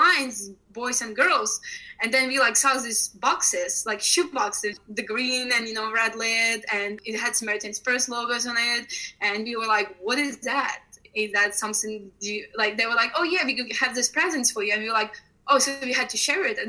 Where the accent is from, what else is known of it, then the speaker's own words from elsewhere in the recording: Ukraine; moved away; I grew up in Ukraine